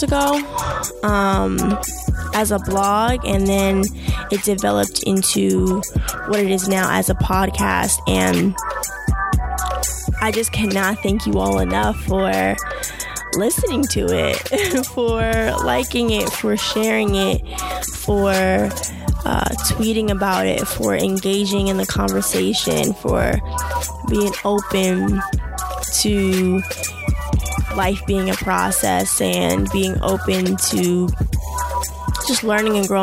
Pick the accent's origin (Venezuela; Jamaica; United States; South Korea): Jamaica; I'm Jamaican